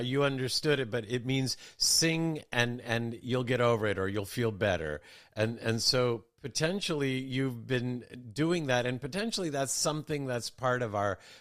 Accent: United States; growing up in America

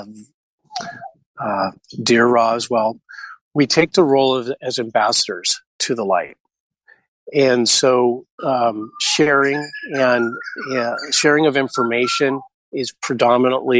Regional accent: West Coast of America, United States; Growing up in the West Coast of America

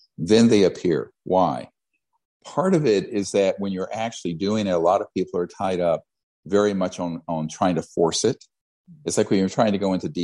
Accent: Charlotte, North Carolina, United States; I grew up in Charlotte, North Carolina

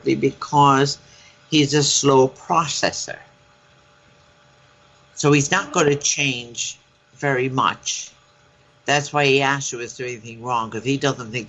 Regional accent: Ireland; accent: Irish; my Irish accent

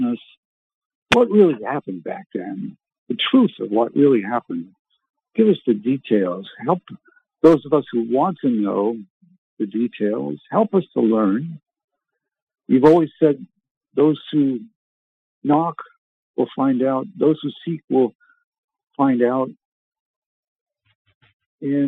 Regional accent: Canada; I was born in Canada

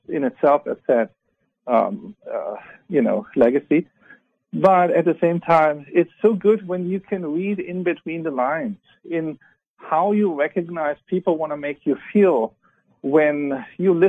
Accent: Germany; moved away; I was born in Germany.

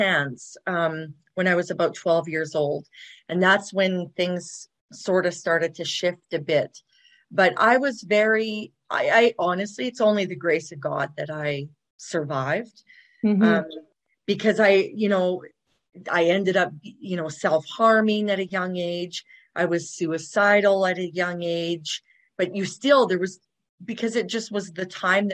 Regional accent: Dawson Creek, British Columbia, Canada; moved away as an adult; also born or lived in Kamloops, British Columbia; now in Calgary, Canada; I was born in Kamloops, BC, British Columbia. Yeah. But I mostly grew up way up north, like Dawson Creek, Fort St. John, BC, in that area

